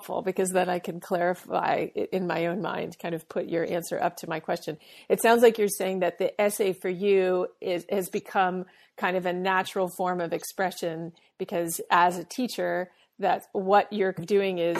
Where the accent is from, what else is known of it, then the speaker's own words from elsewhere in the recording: Boston, Massachusetts, United States; we both came from Boston. We both have the same type, like we're French Canadian and Irish